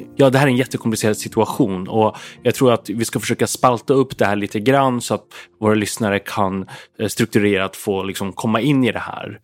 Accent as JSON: {"language": "Swedish", "town": "Umeå", "region": "Västerbotten County", "country": "Sweden", "tie": "born or raised there", "said": "jag växte upp i Umeå"}